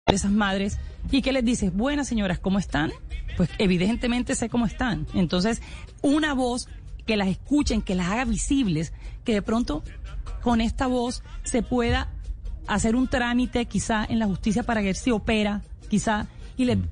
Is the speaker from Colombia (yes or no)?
yes; Colombia; todos somos colombianos